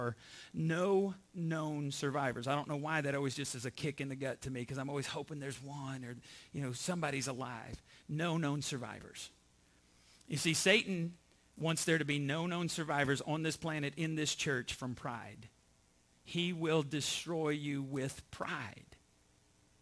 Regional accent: Borger, Texas, United States; I was born in Borger, Texas

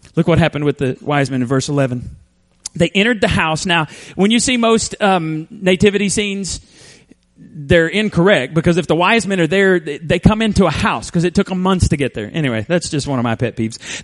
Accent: Borger, Texas, United States; moved away; you could make it to my hometown in about eight hours

